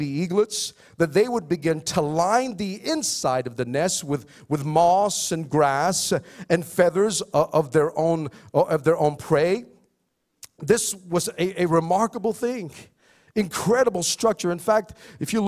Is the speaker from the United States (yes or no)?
no; Philippines; I'm Filipino